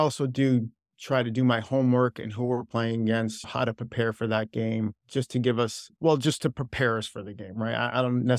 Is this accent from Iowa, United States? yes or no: no; Wethersfield, Connecticut, United States; Yeah, I'm from Wethersfield, Connecticut.